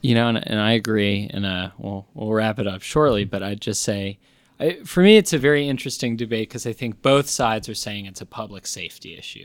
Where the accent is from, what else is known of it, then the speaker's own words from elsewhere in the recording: New York, United States; now in Austin, United States; I'm from New York